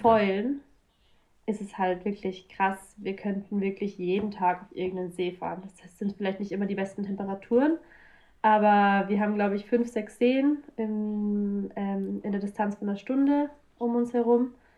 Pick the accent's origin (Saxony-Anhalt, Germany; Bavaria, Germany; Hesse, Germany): Bavaria, Germany; south of Munich; ich komme eigentlich ähm, aus Süden von München, aus Bayern